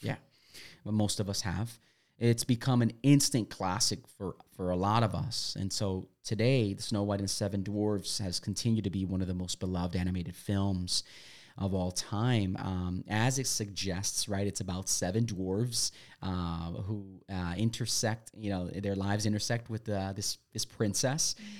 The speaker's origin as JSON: {"language": "English", "town": "Milwaukee", "region": "Wisconsin", "country": "United States", "tie": "born or raised there", "moved": "yes", "said": "I grew up in Milwaukee, Wisconsin"}